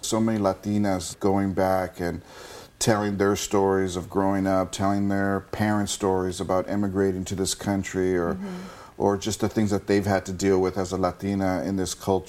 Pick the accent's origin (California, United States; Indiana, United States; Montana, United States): California, United States; Los Angeles; Growing up in East